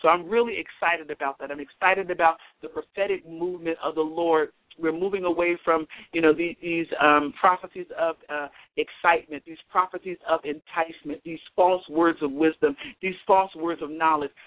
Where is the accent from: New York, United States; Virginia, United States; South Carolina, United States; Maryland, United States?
South Carolina, United States; Rock Hill; I'm from Rock Hill.